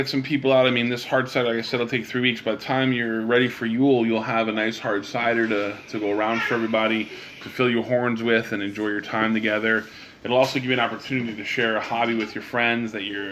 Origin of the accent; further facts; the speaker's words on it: Pennsylvania, United States; moved away; I'm from Pennsylvania.